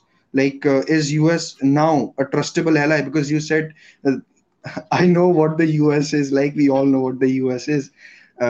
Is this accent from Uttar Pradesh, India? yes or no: yes; Jhansi, Uttar Pradesh, India; I'm from Jhansi, Uttar Pradesh, India